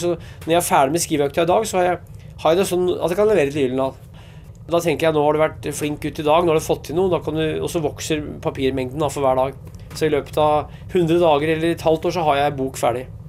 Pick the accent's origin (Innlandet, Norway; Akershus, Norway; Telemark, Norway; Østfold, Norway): Innlandet, Norway; Hedmark; Jeg er fra Hedmark